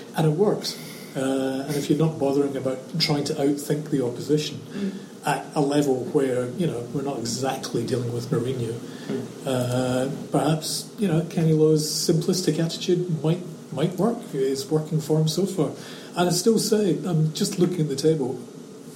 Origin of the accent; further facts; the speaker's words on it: Scotland, United Kingdom; now in Australia; I'm Scottish